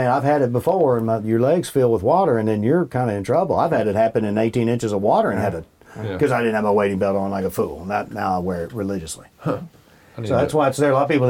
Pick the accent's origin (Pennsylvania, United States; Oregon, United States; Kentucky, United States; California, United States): Kentucky, United States; Bardstown; I had them growing up in Bardstown.